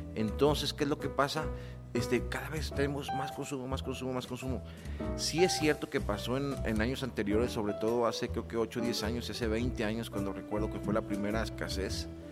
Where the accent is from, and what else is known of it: Mexico